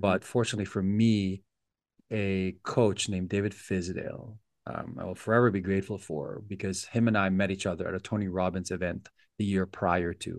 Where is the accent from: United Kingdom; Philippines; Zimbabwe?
Philippines; our house in the Philippines